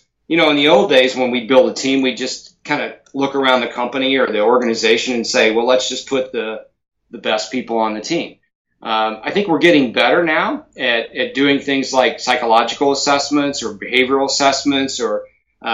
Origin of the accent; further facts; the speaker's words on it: United States; as an American